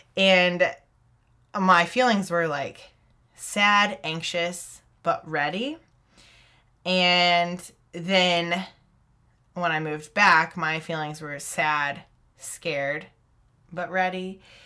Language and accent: English; Texas, United States; moved away as an adult; also born or lived in Uganda; staying in Texas, um, doing Young Life